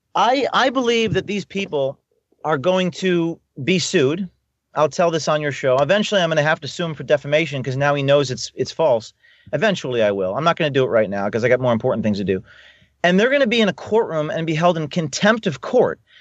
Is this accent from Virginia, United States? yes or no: no; Newark, New Jersey, United States; I'm from Newark, New Jersey.